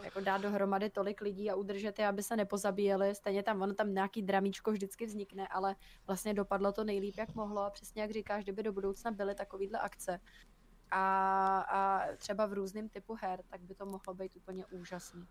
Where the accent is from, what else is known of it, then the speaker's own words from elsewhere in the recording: Czechia; u nás v Čechách